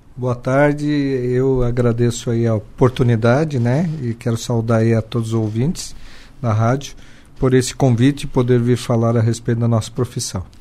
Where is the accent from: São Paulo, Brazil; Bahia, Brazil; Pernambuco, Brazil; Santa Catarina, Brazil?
Santa Catarina, Brazil; Joaçaba; Eu sou natural de Joaçaba e criado em Joaçaba